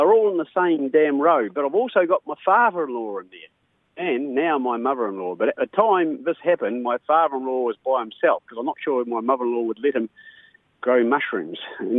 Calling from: Gisborne, New Zealand; from Gisborne

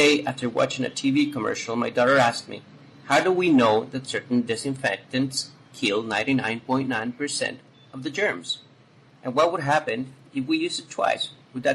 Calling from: Guayaquil, Guayas, Ecuador; I'm calling from Guayaquil, Ecuador.

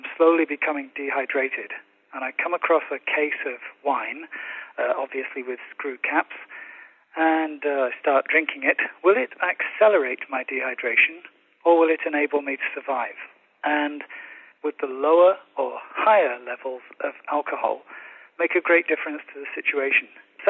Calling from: Hiroshima, Japan; from Hiroshima in Japan.

